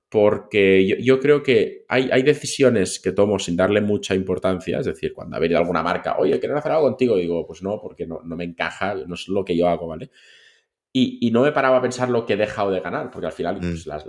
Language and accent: Spanish; Catalonia, Spain; Y somos eh, catalanes.